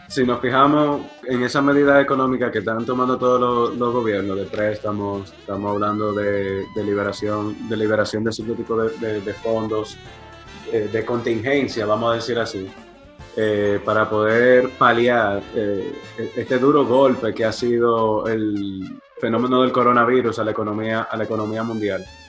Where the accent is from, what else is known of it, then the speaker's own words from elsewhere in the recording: Dominican Republic; como dominicanos